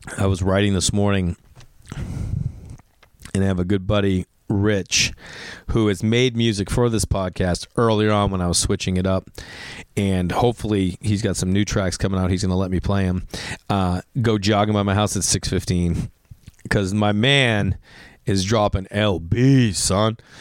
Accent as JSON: {"language": "English", "town": "Stoneham", "region": "Massachusetts", "country": "United States", "tie": "born or raised there", "accent": "Boston", "moved": "yes", "lives_now": "Los Angeles, United States", "said": "I'm from Stoneham"}